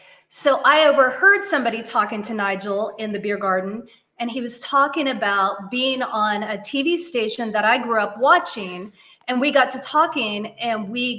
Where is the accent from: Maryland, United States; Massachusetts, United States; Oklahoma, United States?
Oklahoma, United States; now in Eureka Springs, United States; I grew up in Oklahoma.